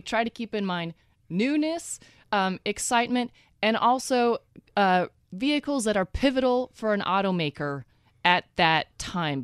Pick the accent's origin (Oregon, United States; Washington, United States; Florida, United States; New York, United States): Oregon, United States; moved away; also born or lived in Texas; I'm originally from the West Coast.